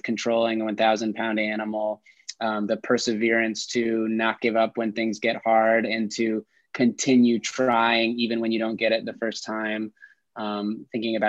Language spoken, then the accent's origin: English; suburban New York, United States; moved away as an adult; now in Detroit, United States; I'm actually from the East Coast, grew up in suburban New York